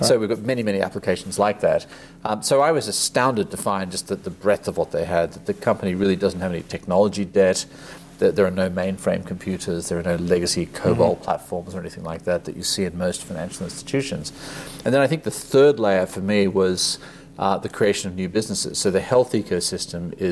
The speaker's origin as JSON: {"language": "English", "country": "Australia", "tie": "born or raised there", "also_born_or_lived": "Asia", "moved": "as an adult", "said": "I grew up in Australia, but spent most of my career in Asia."}